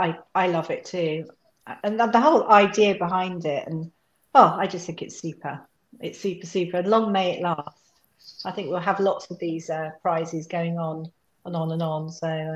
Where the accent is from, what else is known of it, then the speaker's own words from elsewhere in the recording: United Kingdom; I'm British, I'm this and that.